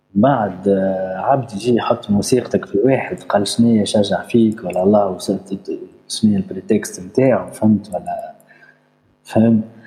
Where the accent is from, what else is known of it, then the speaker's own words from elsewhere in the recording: Tunisia; عندنا في تونس